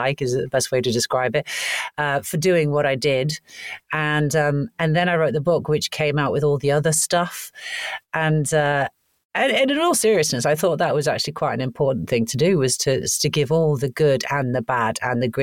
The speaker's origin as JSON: {"language": "English", "region": "Wales", "country": "United Kingdom", "tie": "born or raised there", "also_born_or_lived": "Canada", "said": "I was born in Canada and raised in Wales."}